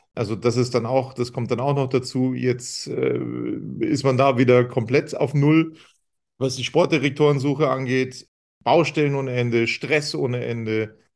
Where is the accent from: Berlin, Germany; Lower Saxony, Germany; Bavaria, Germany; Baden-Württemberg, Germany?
Bavaria, Germany; Munich; wo ich herkomme. Ich habe gesagt, ich bin aus München